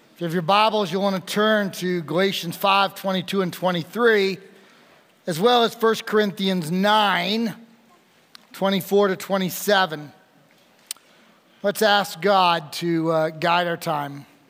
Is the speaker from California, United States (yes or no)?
no; New York, United States; I'm from New York, not New York City